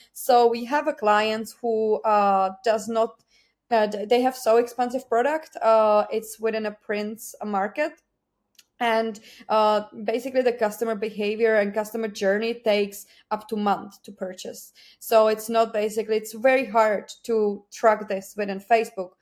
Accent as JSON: {"language": "English", "country": "Czechia", "second_language": "English", "moved": "as an adult", "lives_now": "Ireland", "said": "I'm not originally from Ireland. I'm from Czech Republic. I moved to Ireland seven years ago"}